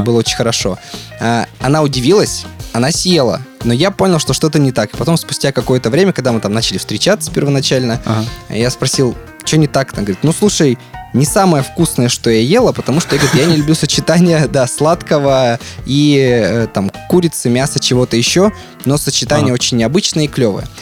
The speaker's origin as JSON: {"language": "Russian", "town": "Yekaterinburg", "region": "Sverdlovsk Oblast", "country": "Russia", "said": "которое мы делали здесь в Екатеринбурге, а я из Екатеринбурга."}